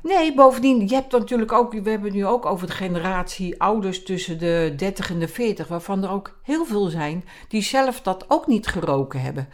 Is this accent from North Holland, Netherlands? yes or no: yes; Zaanstreek, North Holland, Netherlands; bij ons in de Zaanstreek had je een, een, programma